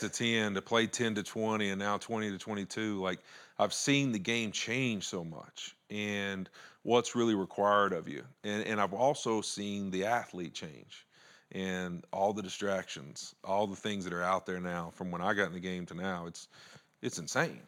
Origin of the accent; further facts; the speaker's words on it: Louisiana, United States; moved away; I was Country boy from Louisiana